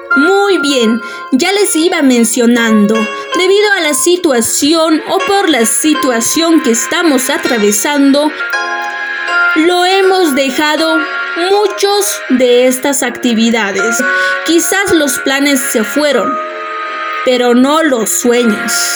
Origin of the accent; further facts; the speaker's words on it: Bolivia; nosotros como bolivianos